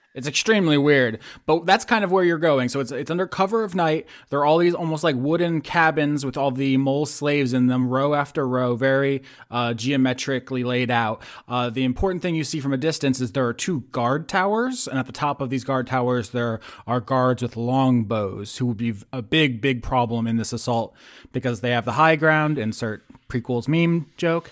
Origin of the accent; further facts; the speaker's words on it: the South, United States; as an American from the South